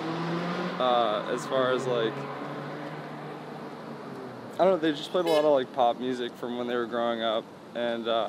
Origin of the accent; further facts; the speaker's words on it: Needham, Massachusetts, United States; also born or lived in Boston; I grew up in Needham.